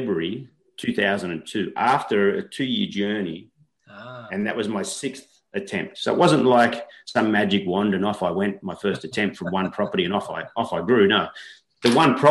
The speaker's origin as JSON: {"language": "English", "town": "Coffs Harbour", "region": "New South Wales", "country": "Australia", "also_born_or_lived": "Newcastle, Australia", "said": "I came home, I moved from Newcastle back to Coffs, and I started doing like these local portals. I started at one called Go Coffs, which is Coffs Harbour's our local regional city"}